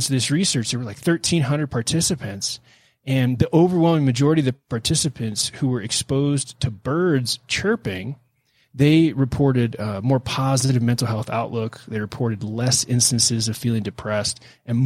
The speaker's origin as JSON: {"language": "English", "town": "Houston", "region": "Texas", "country": "United States", "tie": "born or raised there", "said": "I grew up in Houston"}